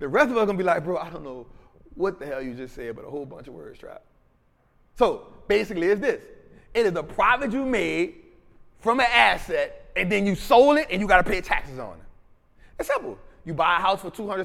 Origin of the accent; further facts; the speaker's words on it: New Orleans, Louisiana, United States; Memphis and New Orleans, that 504, right? My hometown